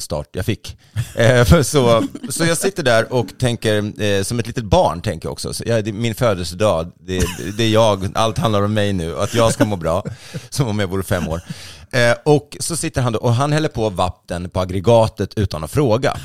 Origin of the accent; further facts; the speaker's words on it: Sweden; jag då som är svensk